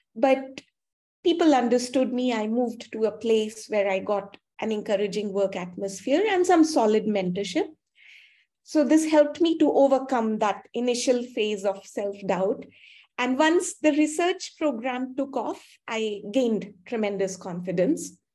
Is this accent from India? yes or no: yes; India; also born or lived in Canada; I'm from India, and my school and undergraduate studies were done here